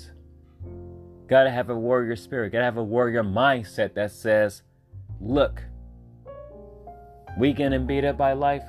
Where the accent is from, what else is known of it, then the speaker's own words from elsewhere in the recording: Los Angeles, California, United States; I'm from South Central Los Angeles. Those of us that live in South Central, we know about the hardships